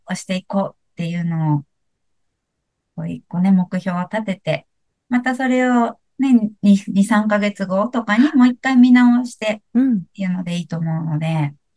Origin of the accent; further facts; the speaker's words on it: Kansai, Japan; 私関西出身なんで